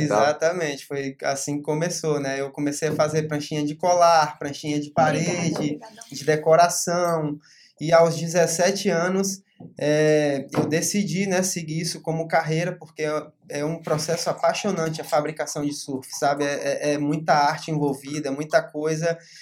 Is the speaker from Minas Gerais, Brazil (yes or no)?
no; Porto Seguro, Bahia, Brazil; also born or lived in Rio de Janeiro; Na verdade, eu sou carioca, né? Mas tenho o coração baiano, eu moro aqui minha vida inteira. É, vim para cá com uns 4 anos de idade